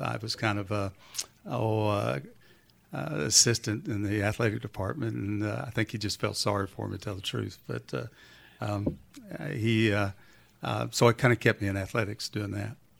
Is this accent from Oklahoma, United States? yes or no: yes; Duncan, Oklahoma, United States; moved away as an adult; also born or lived in Lexington, Kentucky; you couldn't pick a better, better little town to grow up in.